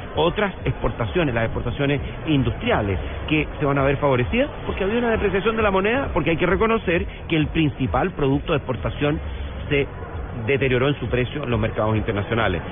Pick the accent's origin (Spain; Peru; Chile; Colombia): Chile